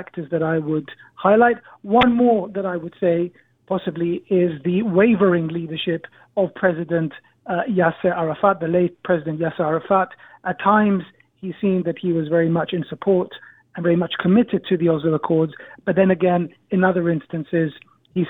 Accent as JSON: {"language": "English", "country": "Israel", "tie": "born or raised there", "moved": "as an adult", "lives_now": "London, United Kingdom", "said": "I grew up in Israel."}